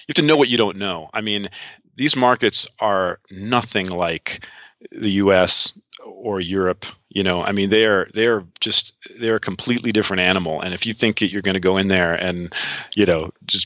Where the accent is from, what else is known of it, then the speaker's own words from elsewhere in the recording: outside of New York, United States; moved away as an adult; also born or lived in Seattle, United States / London, United Kingdom; now in Estonia; I'm an American. I grew up outside of New York, lived 22 years in Seattle.